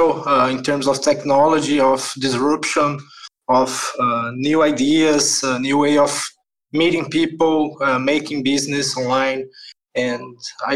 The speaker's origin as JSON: {"language": "English", "country": "Brazil", "said": "I'm from Brazil also."}